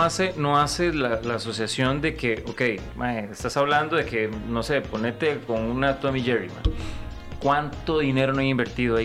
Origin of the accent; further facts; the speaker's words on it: Costa Rica; amo hacer cine en mi país, amo hacer proyectos en mi país